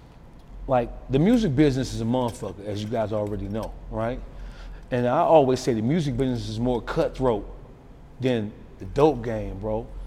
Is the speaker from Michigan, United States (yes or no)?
yes; Detroit, Michigan, United States; Detroit is a different animal. I'm from Detroit.